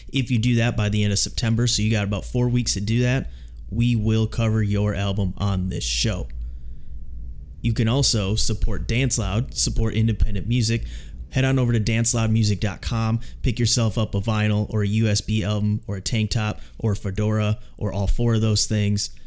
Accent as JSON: {"language": "English", "region": "Minnesota", "country": "United States", "moved": "as an adult", "lives_now": "Chicago, United States", "said": "We're both originally from Minnesota"}